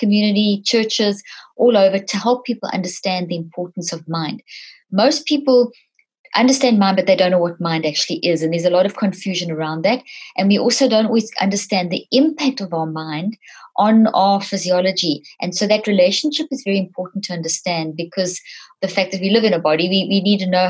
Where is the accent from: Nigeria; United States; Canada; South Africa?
South Africa; moved away; also born or lived in Zimbabwe; I was born in Zimbabwe, grew up in South Africa.